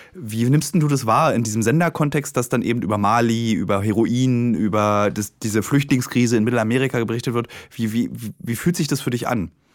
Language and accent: German; Germany; mein Vater und ich, wir sind beide in der DDR geboren